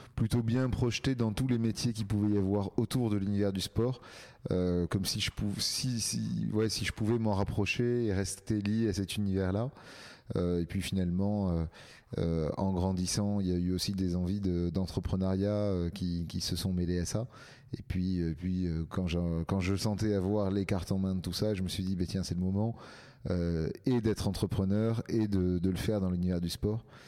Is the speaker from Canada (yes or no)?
no; near Marseille, Provence-Alpes-Côte d'Azur, France; moved away as an adult; now in Paris, France; je suis né à Paris, mais j'ai grandi dans le sud de la France, euh, à côté de Marseille.